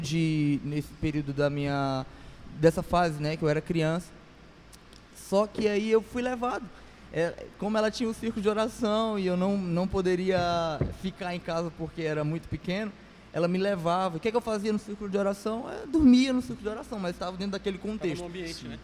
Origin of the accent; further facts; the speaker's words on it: Fortaleza, Ceará, Brazil; Isso aqui em Fortaleza, lá, lá onde eu nasci, na Barra do Ceará